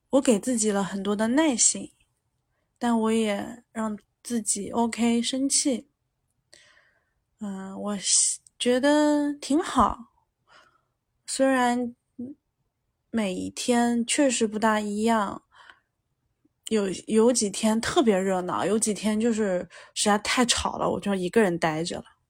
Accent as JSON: {"language": "Chinese", "region": "Jiangsu-Zhejiang area", "country": "China", "tie": "born or raised there", "said": "我出生在江浙地区嘛，然后我们这儿都是商人性格"}